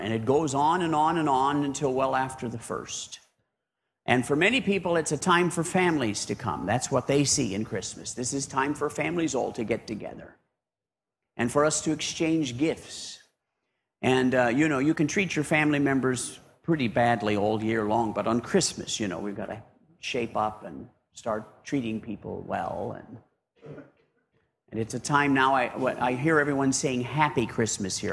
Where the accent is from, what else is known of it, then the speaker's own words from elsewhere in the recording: United States; moved away as an adult; now in Papua New Guinea; being an American there